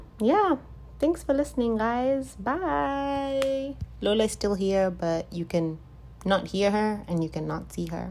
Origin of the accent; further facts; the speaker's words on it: Zimbabwe; moved away; I'm from Zimbabwe, if this is your first time listening, I'm from Zimbabwe.